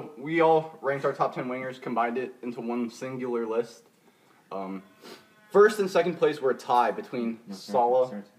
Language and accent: English; United States; we're American.